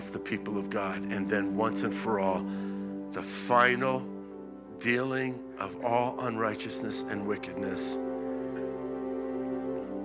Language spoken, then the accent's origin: English; Florida, United States; also born or lived in Israel; I was from Florida